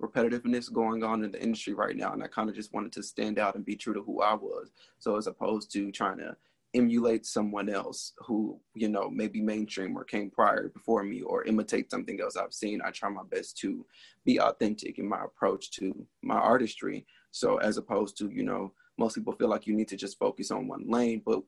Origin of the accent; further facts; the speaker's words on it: Decatur, Georgia, United States; also born or lived in Atlanta, Georgia; born in Southwest Atlanta, and then I moved to Decatur. So most of my upbringing is in Decatur